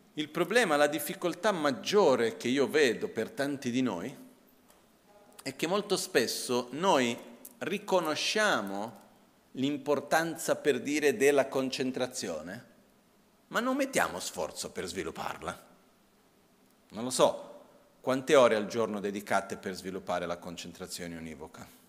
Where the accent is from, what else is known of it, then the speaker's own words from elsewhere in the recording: India; moved away; also born or lived in Brazil; il contesto in cui io ho cresciuto in India, prima in Brasile ma principalmente dopo in India